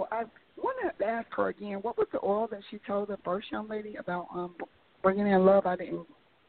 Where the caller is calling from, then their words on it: Atlanta, Georgia, United States; I'm calling from Atlanta, Georgia.